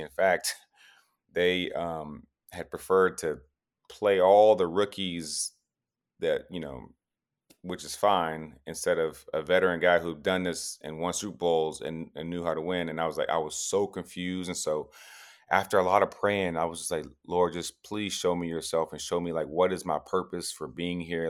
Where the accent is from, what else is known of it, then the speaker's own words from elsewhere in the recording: Tennessee, United States; moved away; I'm from Tennessee